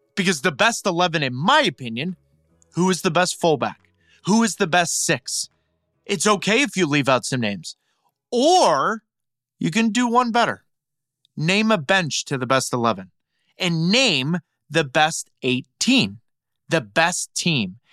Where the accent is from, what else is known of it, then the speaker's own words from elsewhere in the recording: St. Louis, Missouri, United States; I grew up in Saint Louis